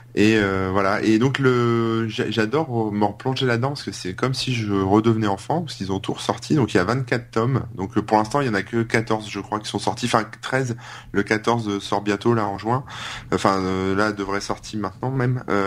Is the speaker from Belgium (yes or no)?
no; the North, France; je viens du Nord